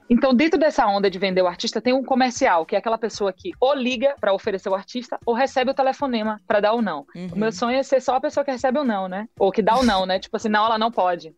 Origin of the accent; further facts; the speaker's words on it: Bahia, Brazil; a nossa grande ferramenta de economia da Bahia era a criação feita aqui